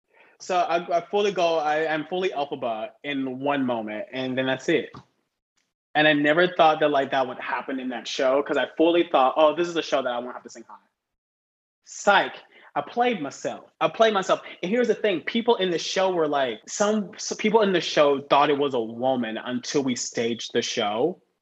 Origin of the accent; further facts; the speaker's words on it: the South, United States; I'm from the South. You have to go back. I'm from the South. So everyone in the South speaks down here, right? Everyone's like slow